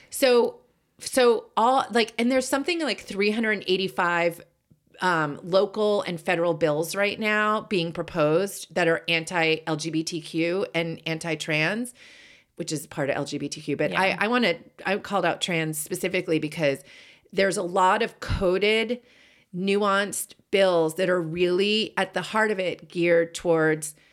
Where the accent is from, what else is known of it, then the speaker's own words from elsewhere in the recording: Boston, Massachusetts, United States; so I grew up in Boston and I don't think I ever had an accent, even though both my parents have accents.